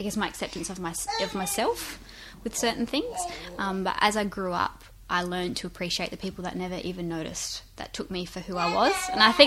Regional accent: Strathalbyn, South Australia, Australia; me growing up in Strathalbyn, in a small country town

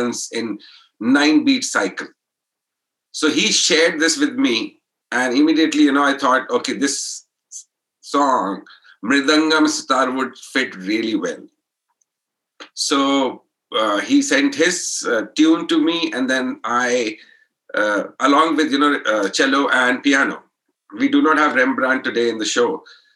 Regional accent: Allahabad, Uttar Pradesh, India; we come from Allahabad.

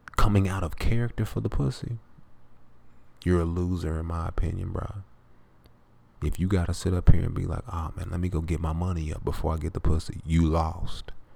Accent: the South, United States; I'm from the South

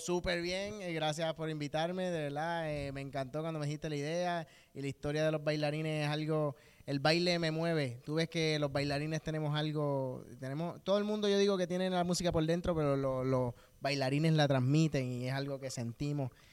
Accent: Bayamón, Puerto Rico; yo pues soy de Bayamón

